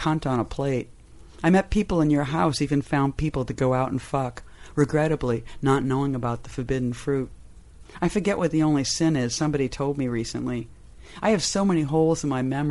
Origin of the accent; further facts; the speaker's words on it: Somerville, Massachusetts, United States; moved away; also born or lived in Cambridge, Massachusetts / Arlington, Massachusetts; I grew up in a town called Somerville, which is now like the kind of the Williamsburg of Boston.